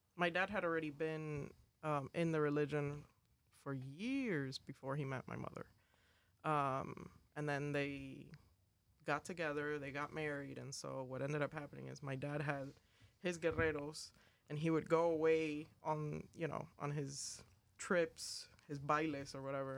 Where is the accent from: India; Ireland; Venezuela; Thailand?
Venezuela; Caracas, Capital District; I am from Caracas, Venezuela